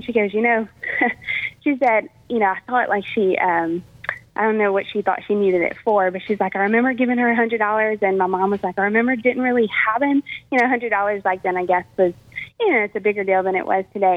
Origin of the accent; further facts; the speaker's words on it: Eunice, Louisiana, United States; I'm originally from Eunice, Louisiana, and I went to St. Ed's as a St. Ed's Catholic school as a child